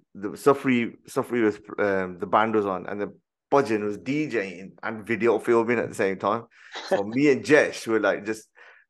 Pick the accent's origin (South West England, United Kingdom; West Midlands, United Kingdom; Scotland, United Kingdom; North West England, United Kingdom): West Midlands, United Kingdom; Birmingham; I'm already from Handsworth